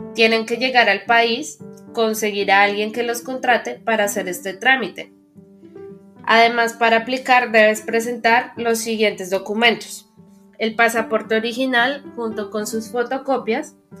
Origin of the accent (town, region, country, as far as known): Colombia